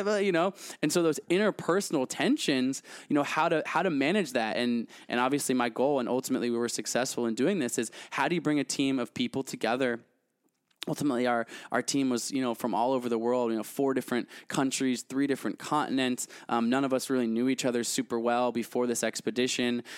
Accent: United States; I'm American

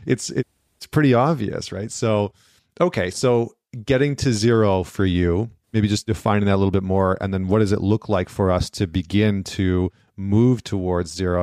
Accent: Northern Alberta, Canada; I grew up in Northern Alberta and Canada

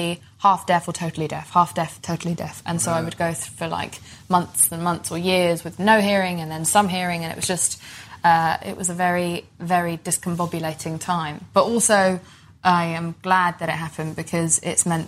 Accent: England, United Kingdom; I was bullied for being Pakistani in a time in England

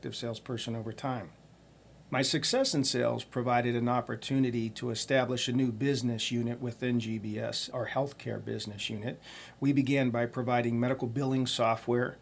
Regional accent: Youngstown, Ohio, United States; I was born and raised in Youngstown, Ohio

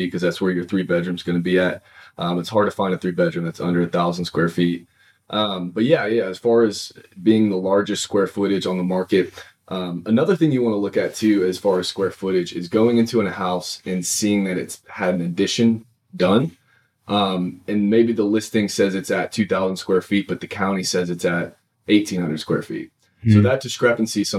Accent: Dallas, Texas, United States; now in Oklahoma City, United States; I'm originally from Dallas

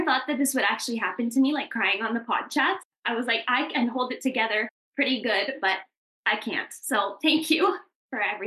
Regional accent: Calgary, Alberta, Canada; I'm from Calgary

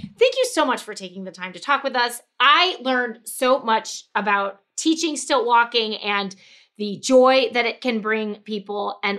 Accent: St. Louis, Missouri, United States; I'm from St. Louis.

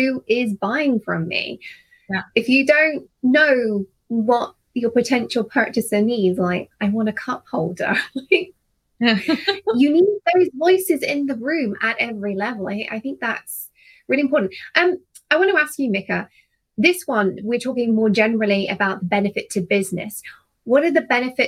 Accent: United Kingdom; as a Brit

